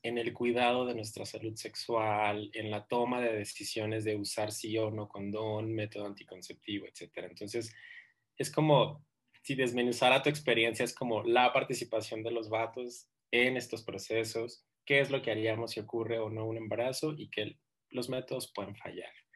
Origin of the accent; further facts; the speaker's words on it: Ciudad Juárez, Chihuahua, Mexico; moved away as an adult; now in Mexico City, Mexico; yo soy pues, de Ciudad Juárez, mi mamá está allá